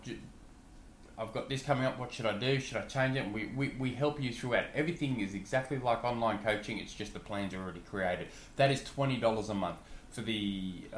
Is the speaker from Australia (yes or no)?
yes; Australia; I'm an Aussie